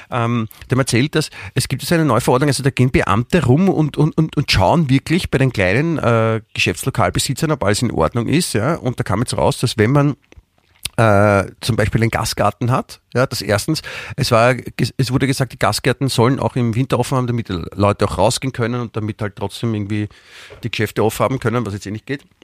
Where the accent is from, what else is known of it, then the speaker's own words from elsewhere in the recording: Vienna, Austria; letztendlich sind wir beide äh, Wiener